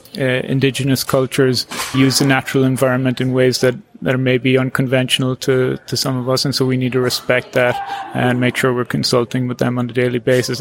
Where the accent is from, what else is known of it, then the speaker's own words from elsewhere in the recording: Cork, Munster, Ireland; also born or lived in Middle East / London; now in Canada; I'm from Cork in Ireland.